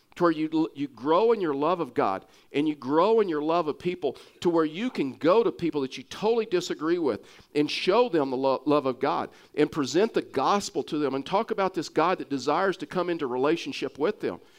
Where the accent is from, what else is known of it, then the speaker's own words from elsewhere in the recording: Texas, United States; accent: Texas; my Texas accent